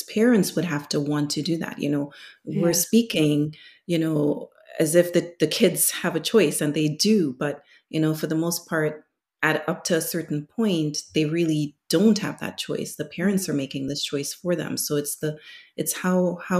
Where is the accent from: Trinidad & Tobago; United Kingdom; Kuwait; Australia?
Trinidad & Tobago; now in United States; I am from Trinidad, my husband's from Lebanon